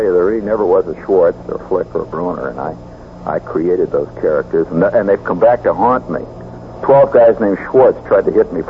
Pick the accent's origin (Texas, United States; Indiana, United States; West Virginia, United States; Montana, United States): Indiana, United States; moved away; I come from Indiana